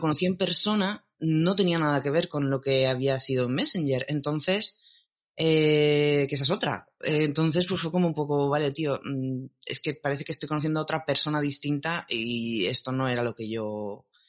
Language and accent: Spanish; Alicante, Valencian Community, Spain; yo soy de Alicante